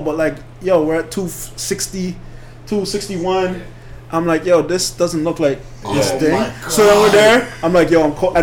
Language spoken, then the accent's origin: English; Toronto, Ontario, Canada; born or raised there; also born or lived in Belize